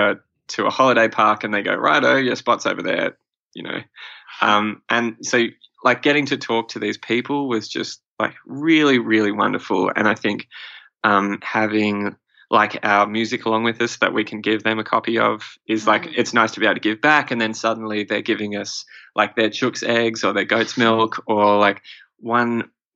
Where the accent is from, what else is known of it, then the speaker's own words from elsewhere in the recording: Australia; being Australian, we feel like we've sort of got this advantage with our sort of upbringing where our parents were always, you know, put on sunscreen